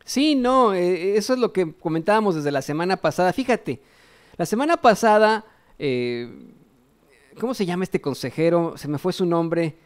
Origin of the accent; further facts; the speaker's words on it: Mexico; nosotros como mexicanos